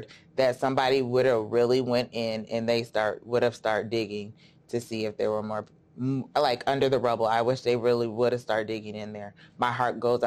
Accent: Davenport, Iowa, United States; I was born and raised in Davenport, Iowa

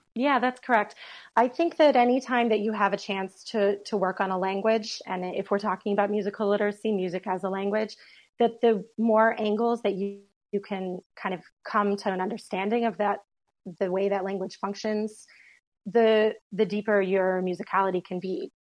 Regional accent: United States; being an American

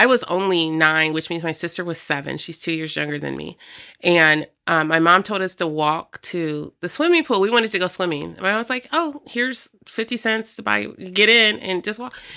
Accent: Rock Island, Illinois, United States; also born or lived in Davenport, Iowa; I grew up here in Rock Island. I am, um, a Riverview kid

